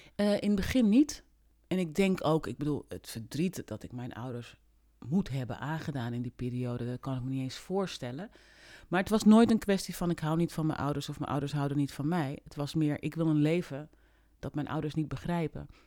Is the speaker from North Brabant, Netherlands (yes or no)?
no; Amsterdam / Hoorn, North Holland, Netherlands; also born or lived in Paramaribo, Suriname; ik ben geboren in Paramaribo in 1971. Eh, met mijn ouders in 1972 naar Nederland gekomen. En toen heb ik de eerste jaren van mijn leven in Amsterdam gewoond.